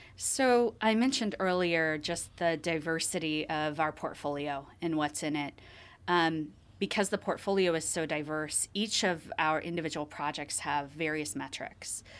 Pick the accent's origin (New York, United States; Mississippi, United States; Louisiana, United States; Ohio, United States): Ohio, United States; Columbus; I'm from Ohio, actually. Um, I grew up around Columbus, Ohio